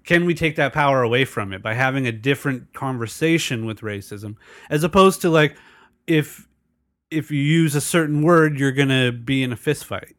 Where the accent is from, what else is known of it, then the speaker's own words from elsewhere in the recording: El Cajon, California, United States; I grew up in El Cajon, which is predominantly white.